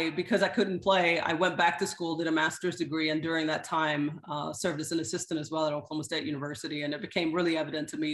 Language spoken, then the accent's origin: English; Sweden; moved away as an adult; also born or lived in Kenya / Zimbabwe; now in Orlando, United States; So I was actually born and raised in Sweden. But I am of Swedish and Kenyan descent.